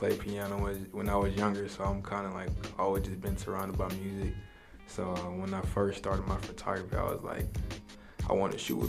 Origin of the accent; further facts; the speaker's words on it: Marietta, Georgia, United States; also born or lived in Long Island, New York; I was raised in Marietta, so pretty much, you know, Cobb County